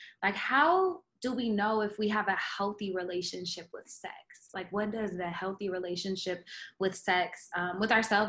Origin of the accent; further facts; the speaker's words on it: Oklahoma, United States; moved away; Because I'm from Oklahoma and they don't have sexual education there.